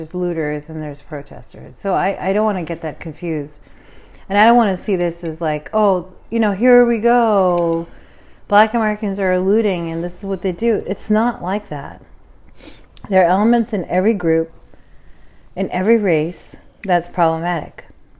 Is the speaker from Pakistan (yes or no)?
yes; Pakistan; now in United States; I am a Pakistani woman that was very fortunate to come into this country because my father did well in Europe. He was very poor himself.